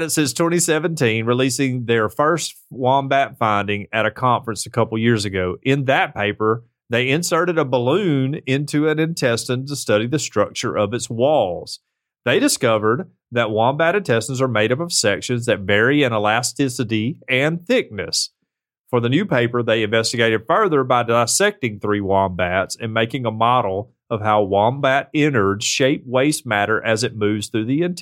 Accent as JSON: {"language": "English", "country": "United States", "said": "Just because I'm American"}